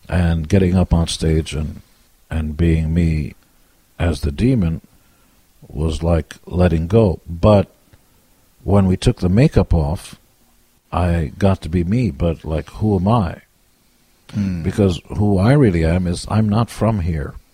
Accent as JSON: {"language": "English", "country": "Israel", "lives_now": "United States", "said": "And I wasn't born in America. I came from Israel"}